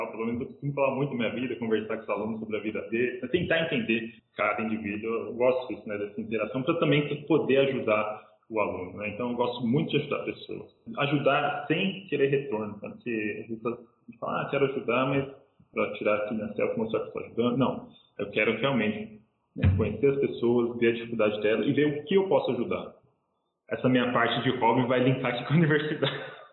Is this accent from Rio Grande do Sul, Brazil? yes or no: no; São Paulo, Brazil; eu vim de São Paulo, quem teve a oportunidade de comer pizza talvez saiba o que estou falando